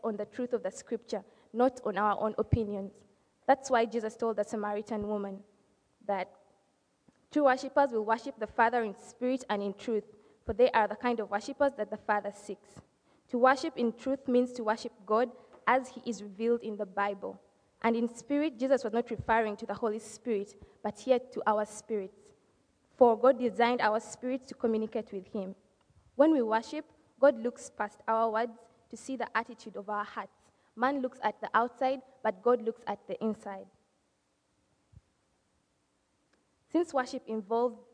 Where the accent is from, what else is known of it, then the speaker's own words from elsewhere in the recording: Kampala, Central Region, Uganda; moved away; I'm from Kampala, Uganda, and that's East Africa